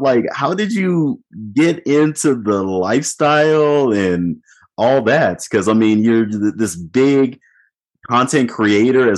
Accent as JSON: {"language": "English", "region": "Nebraska", "country": "United States", "tie": "born or raised there", "also_born_or_lived": "Oklahoma", "moved": "yes", "said": "I grew up in Nebraska, but I also spent about 10 years in Oklahoma"}